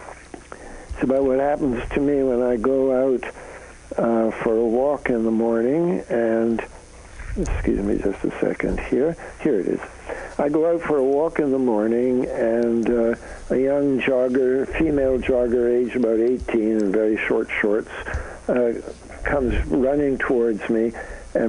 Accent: Canada; now in United States; I'm a Canadian, so I come from north of the border

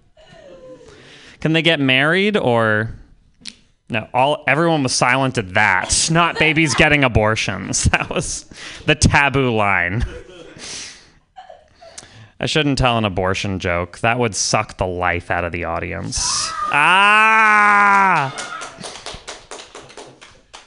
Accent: Vermont, United States; I'm from Vermont

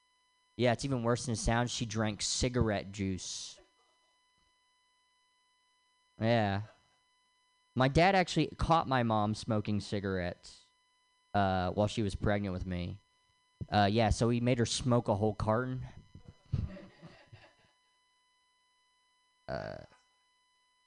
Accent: Tennessee, United States; now in Los Angeles, United States; I'm from the South, from Tennessee

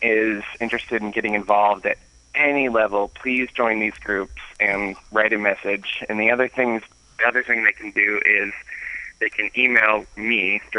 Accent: Texas, United States; As much as I'd love to focus on my home state, the bill in Texas has yet to pass.

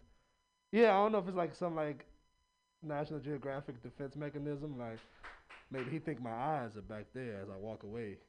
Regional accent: Oakland, California, United States; I'm from Oakland

